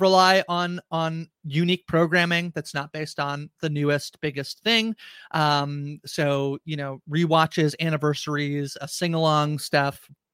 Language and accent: English; Canada; I'm Canadian